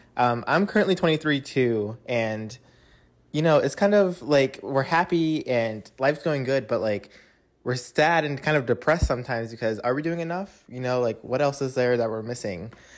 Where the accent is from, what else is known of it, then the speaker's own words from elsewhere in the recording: Ohio, United States; now in Florida, United States; I'm from Ohio, but I'm currently living in Florida.